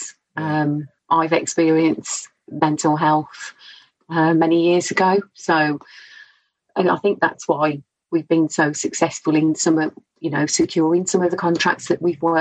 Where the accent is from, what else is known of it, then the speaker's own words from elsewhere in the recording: Scotland, United Kingdom; accent: Scottish; I'm Scottish